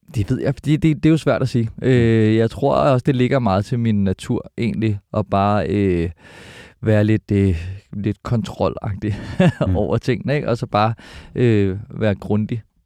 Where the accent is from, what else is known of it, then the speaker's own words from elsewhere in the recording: Albertslund, Capital Region of Denmark, Denmark; jeg er født på Kloster Hospital, mm. men øh, opvokset i Alberslund, Elundskolen, Alberslund Vest